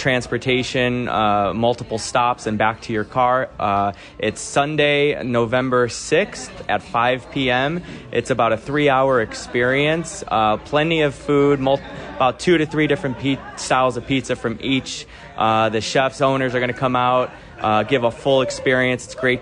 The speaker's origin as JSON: {"language": "English", "town": "Chicago", "region": "Illinois", "country": "United States", "tie": "born or raised there", "moved": "yes", "lives_now": "Las Vegas, United States", "said": "Chicago, my hometown, but now, you know, I live in Vegas"}